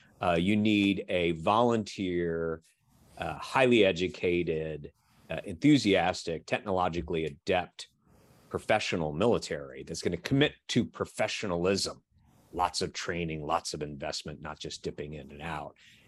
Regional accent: Washington, District of Columbia, United States; I grew up in the Washington, D.C. area just by happenstance of a NVA bullet in 1970.

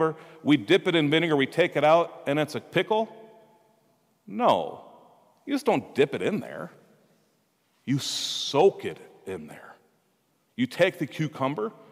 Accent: Minnesota, United States; We're from Minnesota.

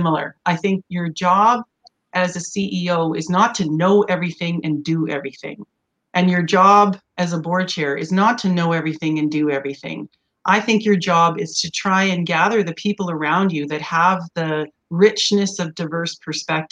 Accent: Edmonton, Alberta, Canada; also born or lived in Washington, D.C.; born and raised in Edmonton and went away to university

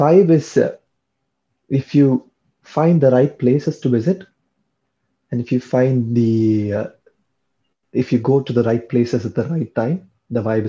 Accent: Chennai, Tamil Nadu, India; first language Tamil; English is a second language; moved away as an adult; also born or lived in Ghent, Belgium; now in Paris, France; I am from Chennai

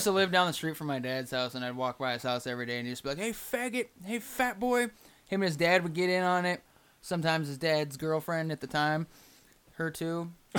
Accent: Hilliard, Ohio, United States; I grew up in Hilliard, bitch.

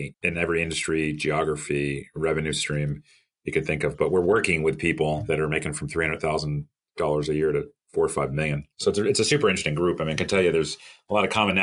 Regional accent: New York City, New York, United States; moved away as an adult; also born or lived in Miami; I'm originally from the New York area, New York City area

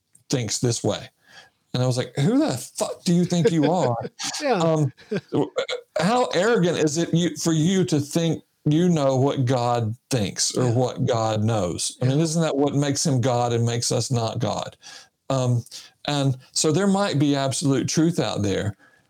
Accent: Sylacauga, Alabama, United States; moved away as an adult; also born or lived in Michigan; I was raised in Sylacauga, Alabama.

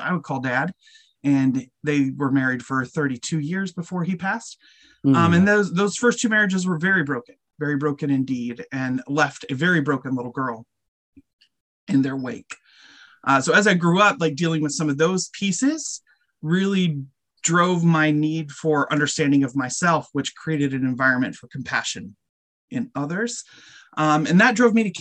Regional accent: Colorado, United States; moved away; also born or lived in Bensalem, Pennsylvania; I was raised in Colorado

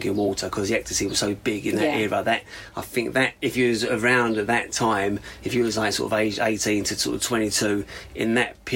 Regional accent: Wickford, East of England, United Kingdom; I grew up in Wickford

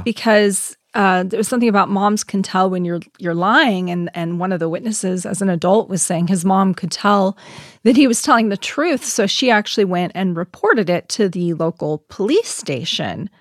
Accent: United States; We're all American

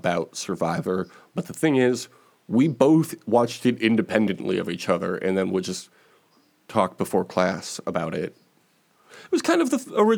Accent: Chicago, Illinois, United States; my hometown of Chicago, Illinois

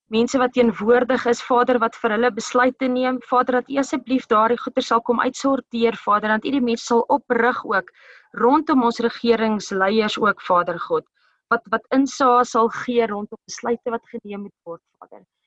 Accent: South Africa; elkeen van ons as as Suid-Afrikaners

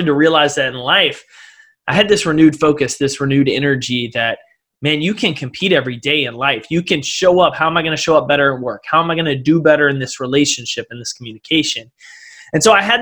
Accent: East Texas, United States; I grew up in East Texas.

